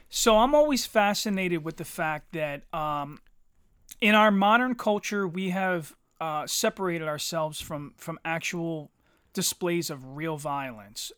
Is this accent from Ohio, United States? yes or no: no; Eddystone, Pennsylvania, United States; I say that I grew up in Eddystone, but most of my friends were from Ridley and Eddystone